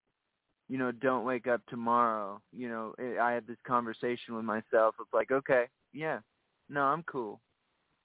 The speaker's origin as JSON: {"language": "English", "town": "San Antonio", "region": "Texas", "country": "United States", "tie": "born or raised there", "moved": "as an adult", "said": "We're both from Texas"}